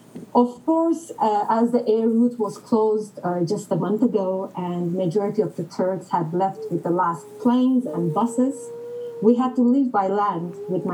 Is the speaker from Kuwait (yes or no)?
yes; Kuwait; moved away; also born or lived in Ankara, Turkey; I was born in Kuwait and have spent many years of my life living there. Of course, having grown up in a Gulf country which had experienced an invasion and later a crisis at its doorstep